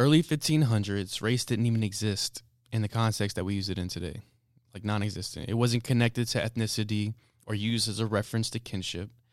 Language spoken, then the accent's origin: English; United States